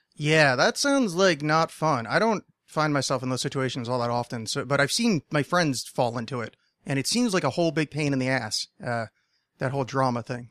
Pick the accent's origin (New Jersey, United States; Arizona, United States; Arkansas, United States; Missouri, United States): New Jersey, United States; moved away; I grew up just outside of Manhattan, because uh, if you say which would be in New Jersey